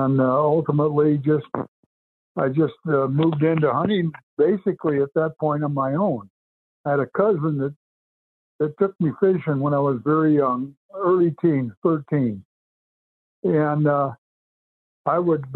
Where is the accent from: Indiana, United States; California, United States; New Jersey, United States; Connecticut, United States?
California, United States; Los Angeles; moved away as an adult; now in Washington, Utah, United States; Born and raised in California and downtown Los Angeles, Queenie James Hospital, and spent my whole business life there and my family life there. And then 5 years ago, moved into Utah